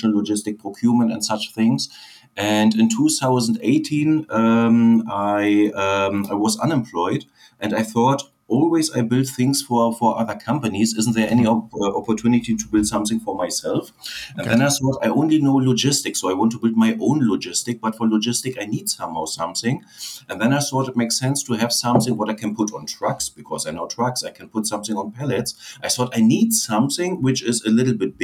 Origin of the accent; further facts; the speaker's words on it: Berlin, Germany; English is a second language; moved away as an adult; originally I'm from Berlin